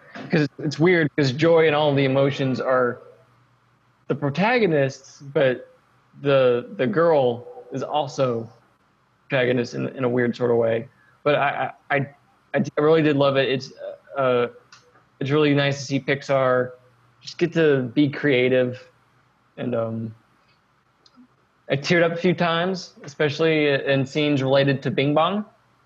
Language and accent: English; Arkansas, United States; also born or lived in Texas; when I was 9, I moved from Texas to Arkansas.